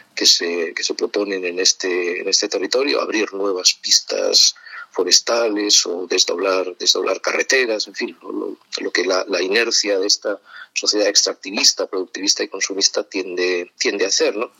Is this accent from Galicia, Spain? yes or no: no; Madrid, Community of Madrid, Spain; also born or lived in Cercedilla; mi ciudad natal es Madrid y la mayor, no toda mi vida, pero sí he vivido buena parte de mi vida en, Madrid